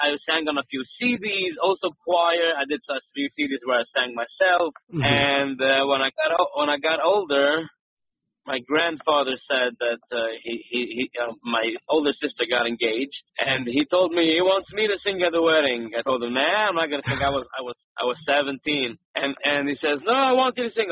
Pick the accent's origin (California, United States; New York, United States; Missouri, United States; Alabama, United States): New York, United States; Kiryas Joel; I am a guy who grew up in upstate New York, in Monroe, New York, Kiryas Yoel